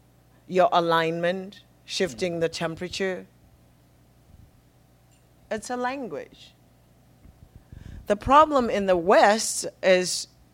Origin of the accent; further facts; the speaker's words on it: Zimbabwe; first language Shona; English is a second language; from a Shona language, a spoken language, that has really English pales in comparison to my mother tongue.